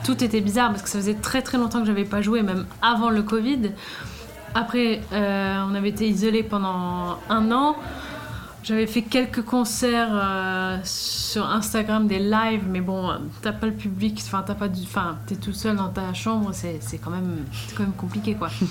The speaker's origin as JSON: {"language": "French", "country": "Sweden", "moved": "as an adult", "lives_now": "Paris, France", "said": "quand j'ai quitté la Suède"}